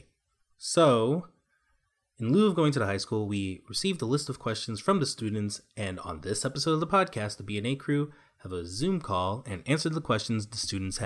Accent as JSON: {"language": "English", "town": "New York City", "region": "New York", "country": "United States", "said": "I am originally from New York City"}